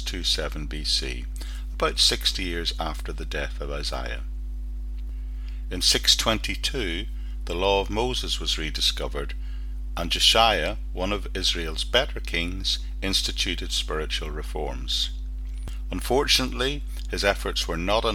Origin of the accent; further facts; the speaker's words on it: Northern Ireland, United Kingdom; Growing up in Northern Ireland